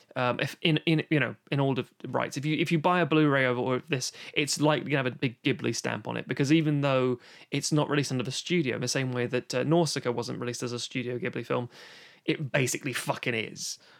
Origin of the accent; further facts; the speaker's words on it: London, United Kingdom; growing up in London